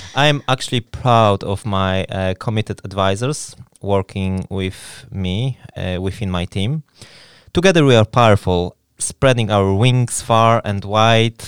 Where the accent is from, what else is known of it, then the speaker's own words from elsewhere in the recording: Poland; moved away as an adult; now in Newry, United Kingdom; I am originally from Poland, and I have been living in Newry for over twelve years